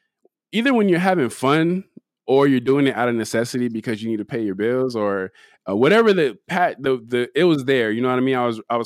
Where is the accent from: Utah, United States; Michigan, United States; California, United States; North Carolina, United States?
California, United States; Compton; also born or lived in Pasadena / Carson; So I'm from Compton, but you know, I'm also from Pasadena. I'm also from Carson.